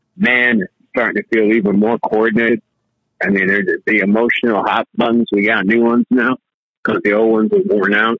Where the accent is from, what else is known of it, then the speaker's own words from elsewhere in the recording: New York, United States; also born or lived in Miami; I was raised in New York